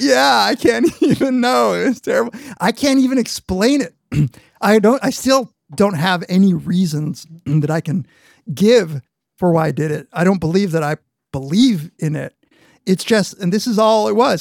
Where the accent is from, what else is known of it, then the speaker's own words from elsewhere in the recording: Argentina; moved away; I was born in Argentina. Half my family is from Argentina.